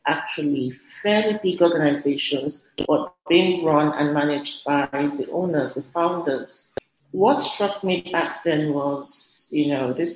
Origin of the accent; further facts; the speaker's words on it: Lagos, Nigeria; Growing up in Lagos, I was kind of mandated to do a gap year